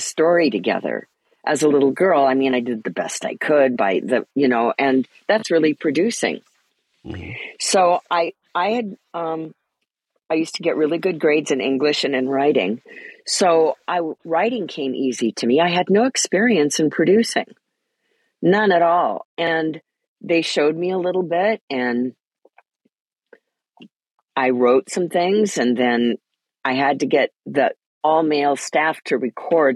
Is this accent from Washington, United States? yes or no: yes; Port Angeles, Washington, United States; also born or lived in Spokane, Washington; I grew up in Port Angeles, Washington, near the Olympic National Park.